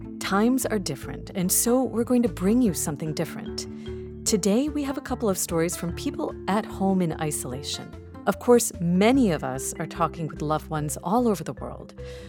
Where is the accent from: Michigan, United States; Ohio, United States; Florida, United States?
Ohio, United States; I grew up in Ohio